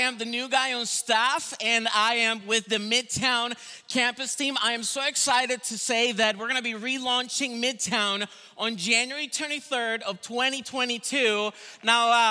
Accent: Venezuela; also born or lived in Colombia; now in United States; I am from Venezuela originally

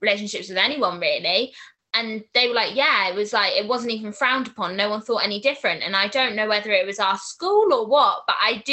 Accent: Swindon, South West England, United Kingdom; I'm 22 and I'm from Swindon

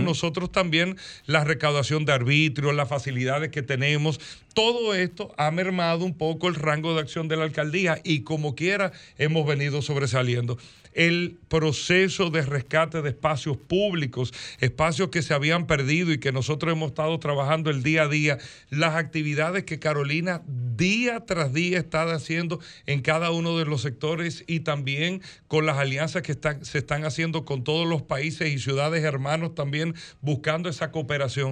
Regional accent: Dominican Republic; como dominicanos, como ciudadanos

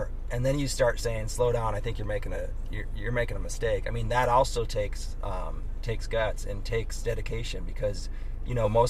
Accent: North Dakota, United States; I'm from North Dakota.

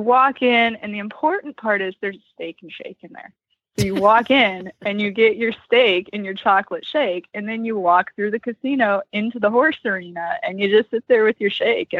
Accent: Pittsburgh, Pennsylvania, United States; accent: Western Pennsylvania; also born or lived in Delaware / Ohio / Buffalo; now in Nevada, United States; I was born in Delaware, but I grew up outside of Pittsburgh.

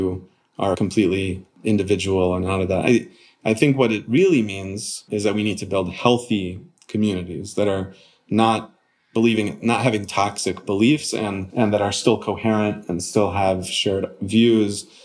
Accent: Connecticut, United States; moved away; also born or lived in Arizona / Long Beach; growing up in Connecticut

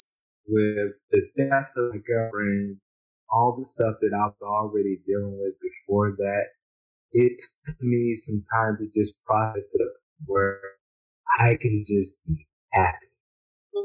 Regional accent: United States; moved away as an adult; now in Honduras; growing up in America

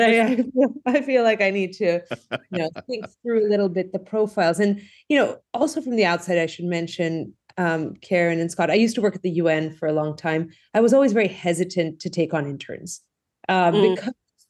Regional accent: Greece; moved away as an adult; now in United States; the folks who know me knew I grew up in Greece. So, you know, I came to the U.S. for college and I went to school in Greece.

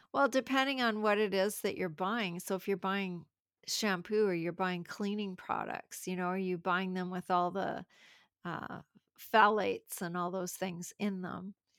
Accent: Canada; I'm from Canada

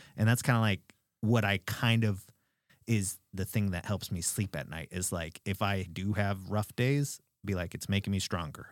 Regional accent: Alaska, United States; I grew up in Alaska

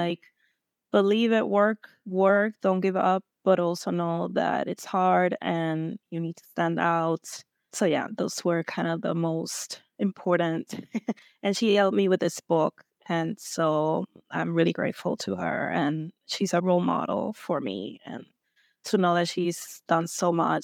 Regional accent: Puerto Rico; I'm from Puerto Rico

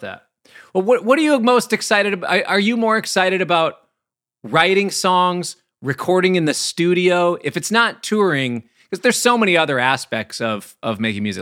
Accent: Minnesota, United States; I'm from the Midwest in Minnesota

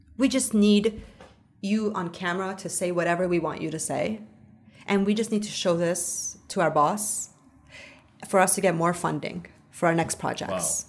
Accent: Canada; I'm a Canadian.

